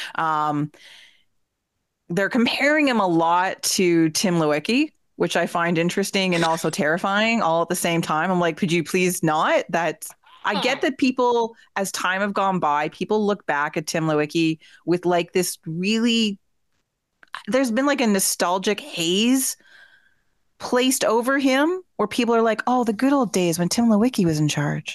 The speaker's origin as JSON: {"language": "English", "town": "Peterborough", "region": "Ontario", "country": "Canada", "tie": "born or raised there", "said": "my hometown of Peterborough, Ontario"}